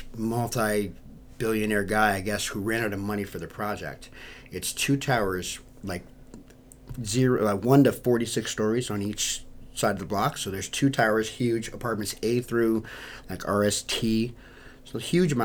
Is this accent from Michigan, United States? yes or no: no; New York City, New York, United States; moved away as an adult; also born or lived in Philadelphia, Pennsylvania; now in Florida, United States; 43rd and 10th was the block I grew up on. It's like a stone's throw from Times Square.